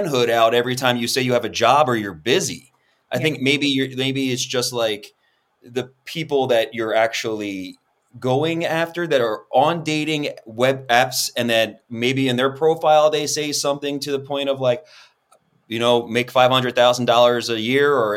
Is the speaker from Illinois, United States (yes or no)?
no; Philadelphia, Pennsylvania, United States; I'm from Philly